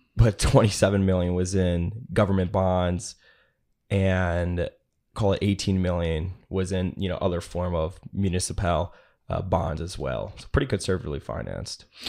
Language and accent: English; small town between Elgin and Rockford, Illinois, United States; now in Dallas, United States; I'm from a small town that's in between Elgin and Rockford, Illinois.